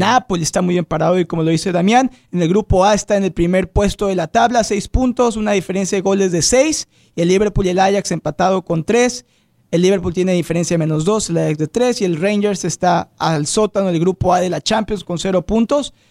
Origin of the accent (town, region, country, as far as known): Mexico; now in United States